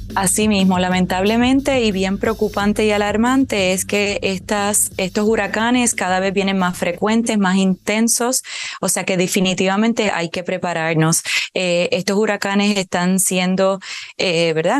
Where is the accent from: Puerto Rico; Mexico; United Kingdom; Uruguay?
Puerto Rico; aquí en Puerto Rico, por ejemplo, que es de donde yo soy